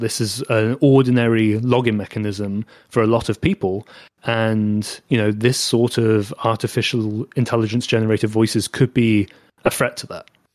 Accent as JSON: {"language": "English", "country": "United Kingdom", "accent": "British", "said": "my British accent"}